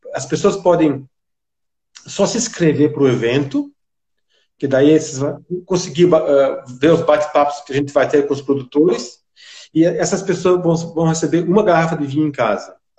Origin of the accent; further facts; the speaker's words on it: Brazil; now in London, United Kingdom; como brasileiro, eu sou amigo do vinho brasileiro